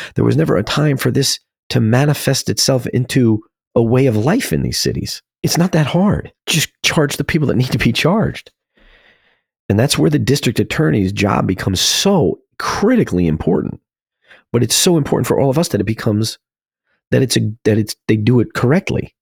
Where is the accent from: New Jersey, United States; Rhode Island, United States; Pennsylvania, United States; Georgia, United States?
New Jersey, United States; my home state of New Jersey